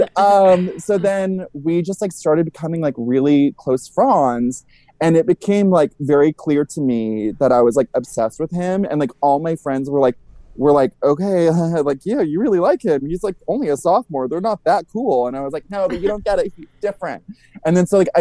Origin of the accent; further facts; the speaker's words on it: Ventura, California, United States; I grew up in this like little fun, flirty Southern California beach town